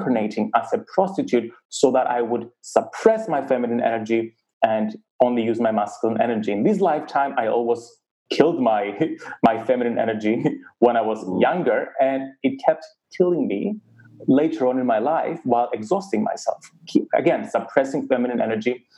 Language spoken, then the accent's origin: English; Cyprus; Growing up in Cyprus, a very conservative community, growing up as gay